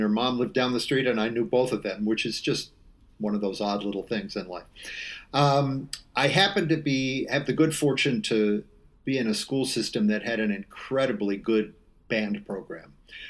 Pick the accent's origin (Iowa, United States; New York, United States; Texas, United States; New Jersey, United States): New York, United States; Clarence; I grew up in a fairly small town of 20,000 people just east of Buffalo, New York. So Western New York, town called Clarence.